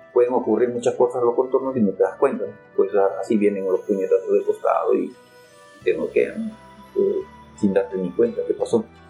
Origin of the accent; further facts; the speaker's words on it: Lima, Peru; moved away as an adult; also born or lived in Japan; now in Aichi, Japan; soy peruano de nacimiento, nací en Lima Cercado